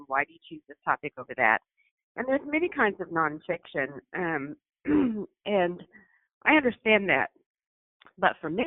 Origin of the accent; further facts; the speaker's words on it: Arkansas, United States; I'm from Arkansas